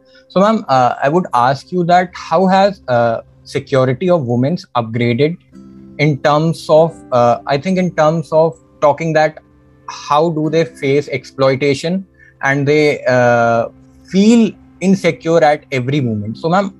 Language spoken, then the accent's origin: English; India; So I somehow believe that we Indians have this habit of showcasing that how flashy we are.